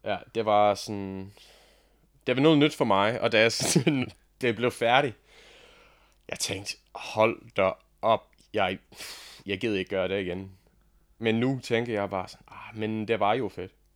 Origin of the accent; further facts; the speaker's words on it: Australia; Danish is a second language; moved away as an adult; now in Denmark; jeg er faktisk ikke dansker. Jeg kommer fra Australien